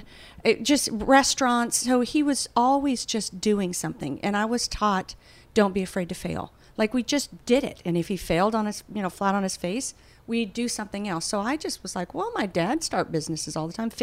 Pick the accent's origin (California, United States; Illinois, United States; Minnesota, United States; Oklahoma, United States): California, United States; High Desert; moved away as an adult; now in Nashville, United States; We're in my hometown in the High Desert, California